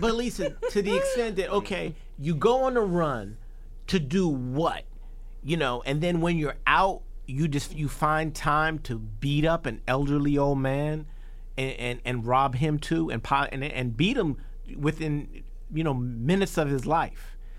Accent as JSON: {"language": "English", "town": "New York City", "region": "New York", "country": "United States", "tie": "born or raised there", "said": "I grew up in Hollis, Queens"}